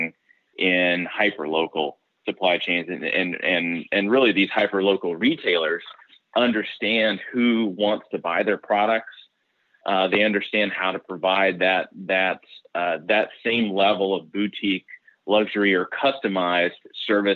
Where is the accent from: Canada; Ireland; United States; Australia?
United States; Kansas City, Missouri; I'm from Kansas City, Missouri, where, you know, you can get across town in 15 minutes